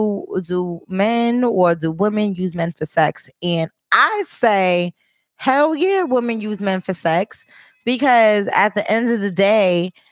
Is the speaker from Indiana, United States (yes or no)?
no; Boston, Massachusetts, United States; accent: Boston; I don't like a Boston accent, but I'm Bostonian, so I'm.